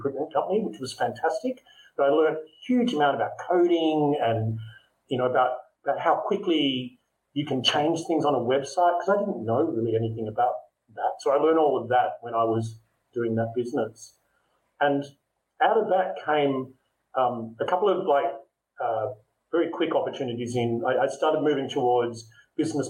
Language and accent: English; Melbourne, Victoria, Australia; moved away as an adult; now in Singapore; I'm Australian. I'm living in Singapore